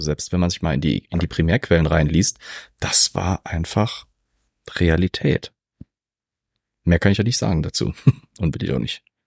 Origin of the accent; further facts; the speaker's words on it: Zweibrücken, Rhineland-Palatinate, Germany; ich komme aus Zweibrücken.